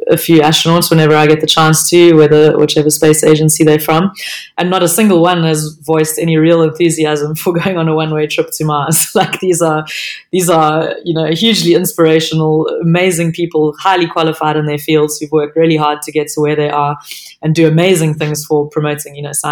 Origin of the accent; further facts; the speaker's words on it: South Africa; if being a South African counts